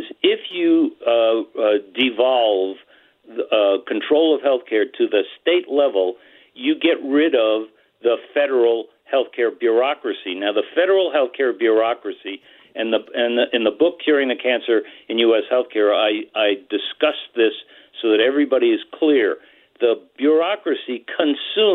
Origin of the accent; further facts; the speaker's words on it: New Mexico, United States; my home state of New Mexico